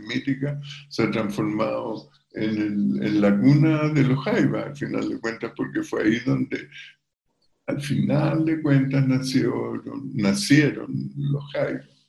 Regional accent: Viña del Mar, Valparaíso, Chile; also born or lived in Quillota; nosotros nos criamos en Viña del Mar

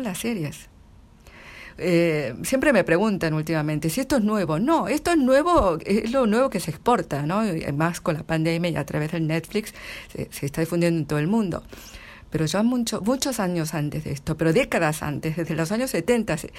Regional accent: Argentina; accent: Argentine; moved away as an adult; now in Seoul, South Korea; hablo con acento argentino 100%

